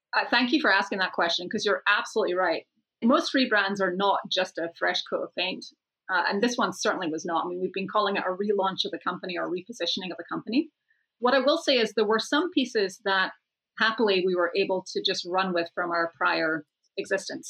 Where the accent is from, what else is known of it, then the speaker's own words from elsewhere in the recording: Scotland, United Kingdom; moved away; I'm off to Scotland next month, back to my home country